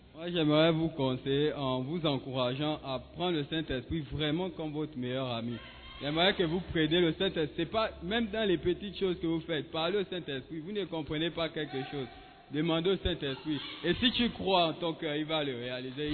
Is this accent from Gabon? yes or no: yes; Gabon; now in Ghana; depuis chez moi au Gabon